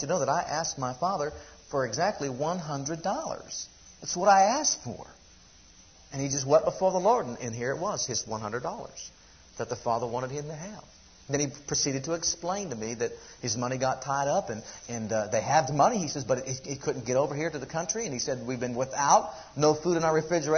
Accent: United States; As American citizens

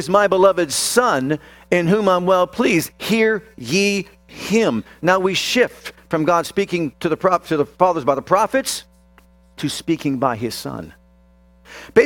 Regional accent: Youngstown, Ohio, United States; I was born in Youngstown, Ohio at Northside Hospital

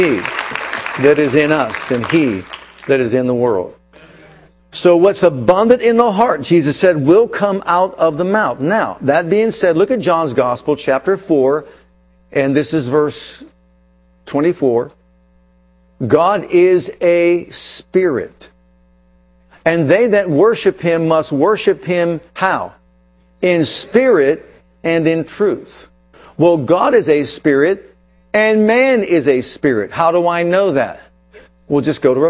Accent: United States; first language English; I grew up in America.

